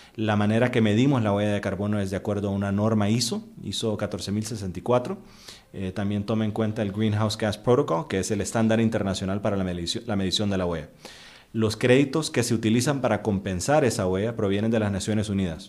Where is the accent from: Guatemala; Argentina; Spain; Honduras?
Honduras; also born or lived in Costa Rica; yo soy hondureño, pero pues trabajo bastante aquí en Costa Rica